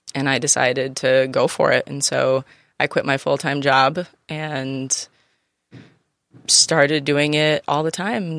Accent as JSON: {"language": "English", "area": "Finger Lakes", "region": "Western New York", "country": "United States", "tie": "born or raised there", "moved": "yes", "lives_now": "San Diego, United States", "said": "I'm from the Finger Lakes"}